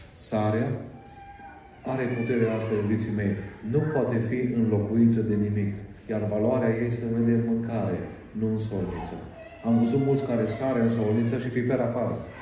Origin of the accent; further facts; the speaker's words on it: Arad, Arad County, Romania; Eu am fost născut în, în Arad.